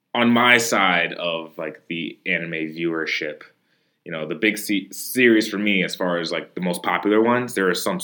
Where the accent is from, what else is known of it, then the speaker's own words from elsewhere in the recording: United States; a kid growing up in America